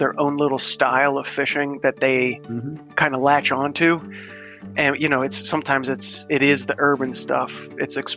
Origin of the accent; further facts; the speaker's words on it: southwestern Pennsylvania, United States; now in Houston, United States; I'm originally from Pennsylvania